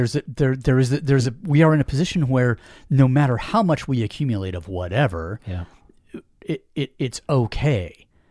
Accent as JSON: {"language": "English", "region": "Washington", "country": "United States", "tie": "born or raised there", "said": "I grew up in Washington"}